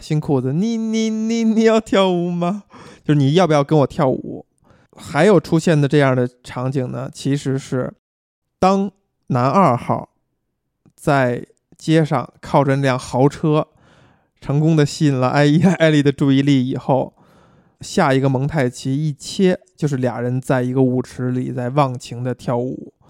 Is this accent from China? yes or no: yes; China; 我们中国人很熟悉的情节